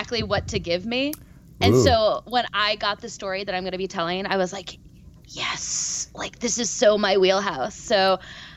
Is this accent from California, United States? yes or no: no; Irondequoit, New York, United States; moved away; I'm actually from upstate New York